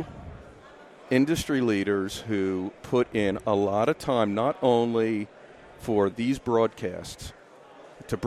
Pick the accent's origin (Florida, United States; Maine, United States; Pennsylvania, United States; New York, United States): Pennsylvania, United States; Philadelphia; born or raised there; moved away as an adult; now in Central Pennsylvania, United States